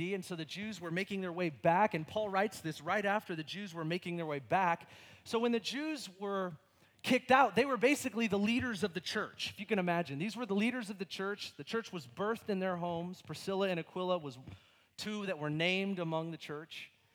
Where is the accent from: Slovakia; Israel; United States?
United States; my freedom as an American